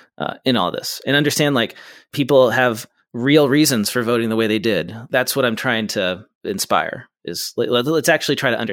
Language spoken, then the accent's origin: English; West Coast, United States; I'm from the West Coast. I don't know this geography.